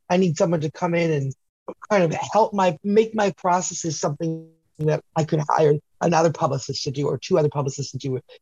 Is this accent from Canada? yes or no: yes; Canada; I'm Canadian